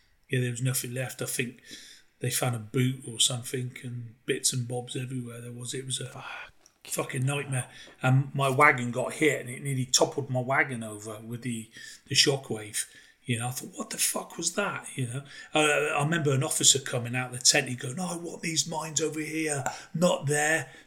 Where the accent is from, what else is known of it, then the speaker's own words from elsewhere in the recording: Cheltenham, South West England, United Kingdom; I was born in Cheltenham, and where Cheltenham is, it's just full of elderly people. There's not much jobs prospects there.